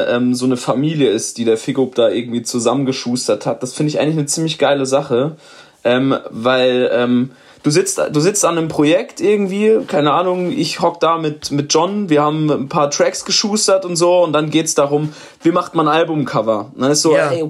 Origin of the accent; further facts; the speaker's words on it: Karlsruhe, Baden-Württemberg, Germany; Also ihr könnt es euch denken, ich komme aus Karlsruhe.